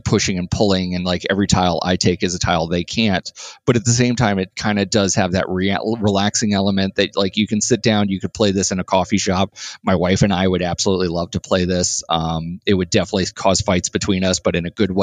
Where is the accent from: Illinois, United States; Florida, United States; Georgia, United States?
Florida, United States; also born or lived in New York; now in Indianapolis, United States; I grew up in Florida, lived in New York.